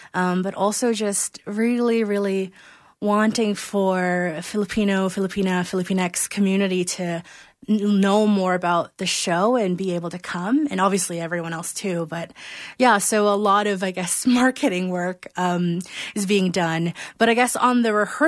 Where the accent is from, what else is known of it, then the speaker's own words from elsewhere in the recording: Philippines; now in Calgary, Canada; I was born and raised in the Philippines